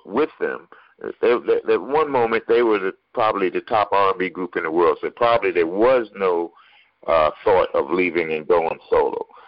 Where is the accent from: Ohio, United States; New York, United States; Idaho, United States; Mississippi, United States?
New York, United States; I'm from New York